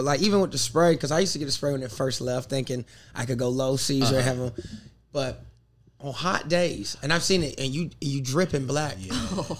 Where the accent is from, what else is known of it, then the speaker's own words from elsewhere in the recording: United States; also born or lived in North Carolina / South Carolina; I grew up in North Carolina. Yeah, girl, South Carolina, South Carolina. I grew up in both of them.